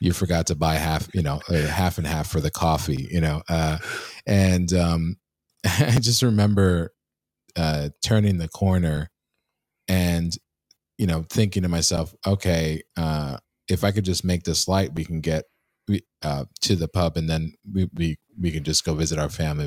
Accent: New York City, New York, United States; moved away; my hometown of, um, Queens, uh, New York

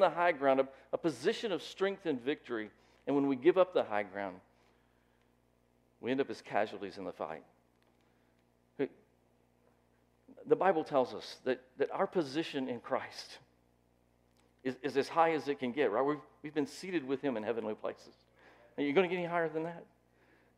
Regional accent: Lookout Mountain, Tennessee, United States; I grew up on Lookout Mountain

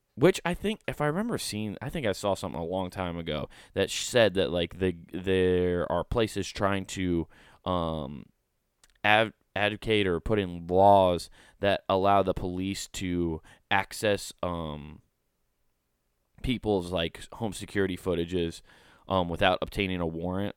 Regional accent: Council Bluffs, Iowa, United States; my hometown of Council Bluffs

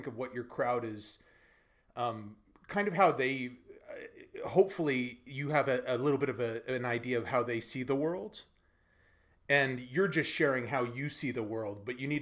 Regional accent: United States; also born or lived in Beijing, China; now in Sofia, Bulgaria; as an American

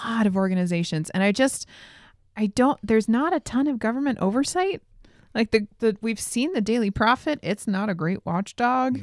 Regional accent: Billings, Montana, United States; we're from Billings, Montana

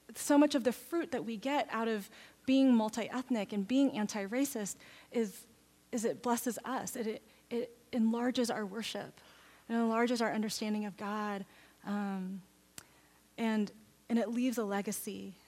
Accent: Texas, United States; now in Oregon, United States; I grew up in Texas

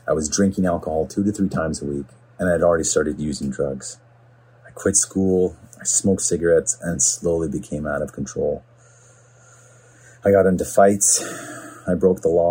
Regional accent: Smithers, British Columbia, Canada; also born or lived in Vancouver; now in Port Coquitlam, Canada; I'm from a small town in central BC called Smithers. I moved to Vancouver in 1996, and I currently reside in Port Coquitlam. See, growing up in Smithers was a great place to be raised.

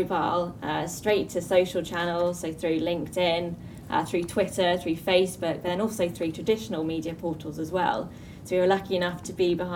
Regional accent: Birmingham, West Midlands, United Kingdom; moved away as an adult; also born or lived in London / Cardiff; now in Dubai, United Arab Emirates; I'm originally from Birmingham

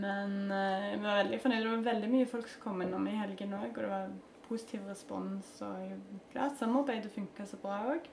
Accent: Stavanger, Rogaland, Norway; Jeg begynte jo på Eikanes

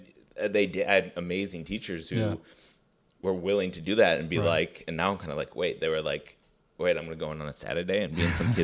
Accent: Glencoe, Illinois, United States; So I grew up in Glencoe, which is a suburb of Chicago.

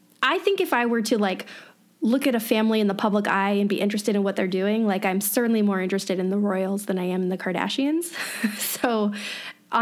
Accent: United States; as an American

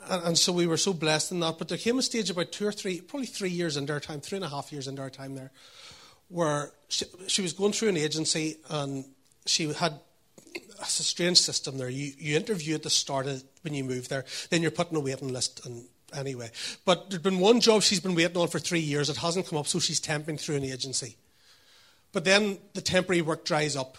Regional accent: Northern Ireland, United Kingdom; I was brought up here.

